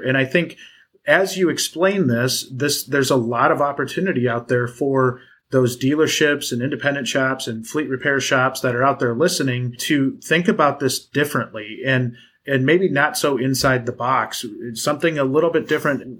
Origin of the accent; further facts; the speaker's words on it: Wisconsin, United States; somebody from Wisconsin